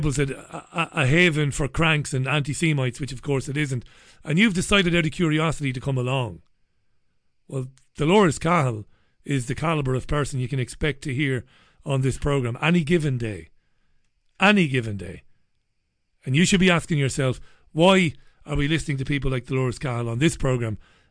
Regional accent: Ireland; I'm Irish

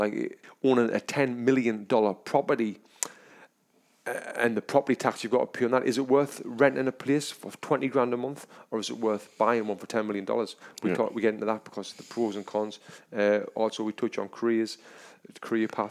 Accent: England, United Kingdom; now in United States; I'm from England

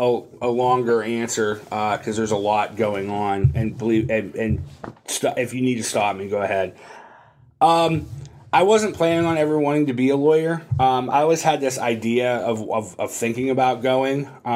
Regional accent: Hermitage, Pennsylvania, United States; also born or lived in Greenville, Pennsylvania / Washington, D.C. / Cleveland, Ohio; I'm from Hermitage originally. I was born in Greenville, raised here in Hermitage. I'm a 2002 graduate of Hickory High School. After that, I went to Slippery Rock

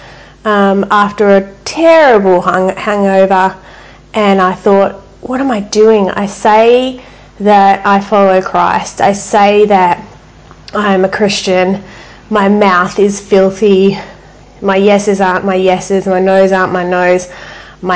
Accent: Perth, Western Australia, Australia; our family lived in Perth, so I'm originally from Western Australia

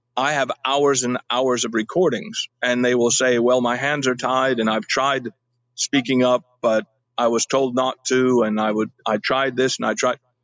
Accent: California, United States; moved away as an adult; also born or lived in Alabama; I was born in California, uh, lived most of my life uh, as a child in California

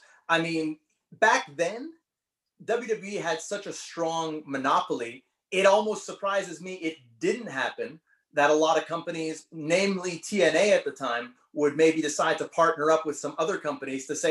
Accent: Canada; being Canadian

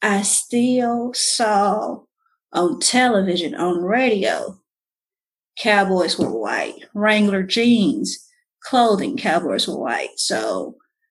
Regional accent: Mississippi, United States; I grew up in a rural community, a small town in Mississippi

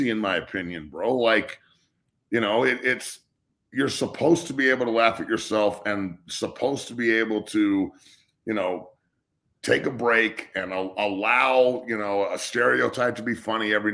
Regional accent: United States; I'm from the United States

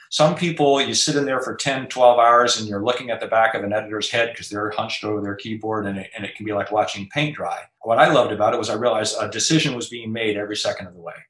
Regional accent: Anchorage, Alaska, United States; moved away; also born or lived in Alexandria, Virginia; I was born and raised in Anchorage, Alaska

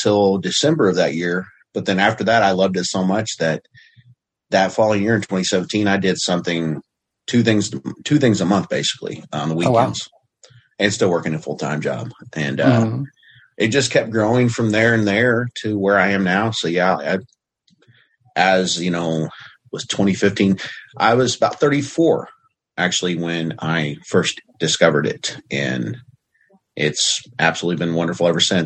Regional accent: Southern Indiana, United States; moved away as an adult; now in Oklahoma, United States; I was born and raised in Southern Indiana

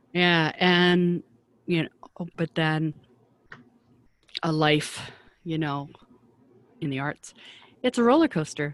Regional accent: Vancouver, British Columbia, Canada; moved away as an adult; also born or lived in Toronto; I'm from Vancouver, and at that time it was a kind of a small industry

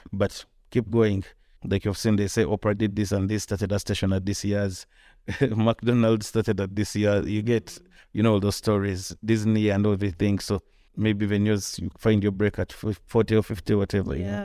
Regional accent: Kampala, Central Region, Uganda; I grew up here. I was born in Kampala.

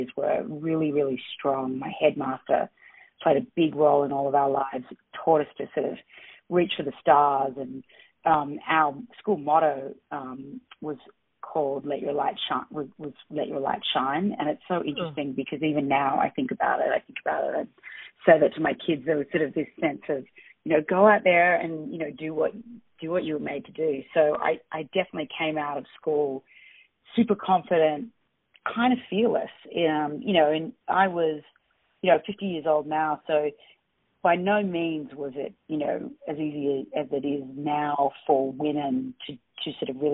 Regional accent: Australia; now in New York, United States; I grew up in Australia

